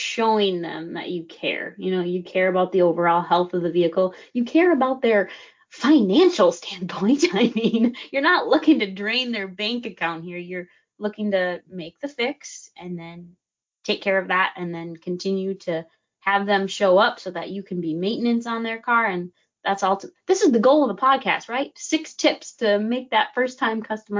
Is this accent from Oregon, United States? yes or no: no; Wisconsin, United States; moved away; I'm from Wisconsin, and back home there was a shop that every single time, like my parents had an issue with their car